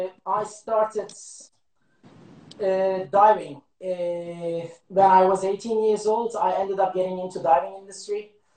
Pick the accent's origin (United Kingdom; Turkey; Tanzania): Turkey; Eastern Turkey; also born or lived in Istanbul; now in South Africa; I was born in Istanbul, but grew up in east of Turkey, 150 kilometers far from the Iranian border.